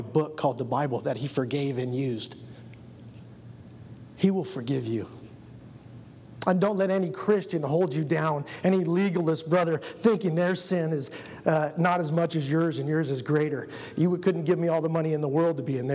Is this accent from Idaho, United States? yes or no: yes; Rexburg, Idaho, United States; I was born in Rexburg, Idaho